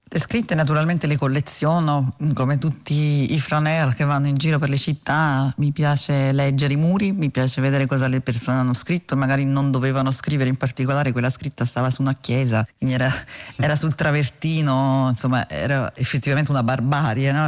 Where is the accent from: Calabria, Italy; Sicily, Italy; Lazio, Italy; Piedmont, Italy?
Lazio, Italy; Rome; come romana